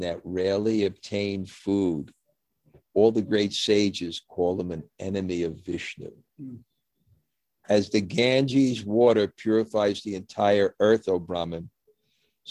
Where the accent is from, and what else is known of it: New York City, New York, United States